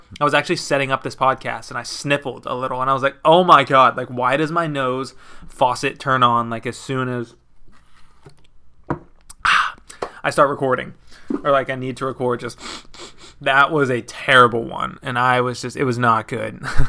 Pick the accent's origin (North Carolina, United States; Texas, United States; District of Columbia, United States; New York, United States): Texas, United States; because I grew up like in Texas, West Texas, and like a bunch of people listened to country, like my parents and stuff.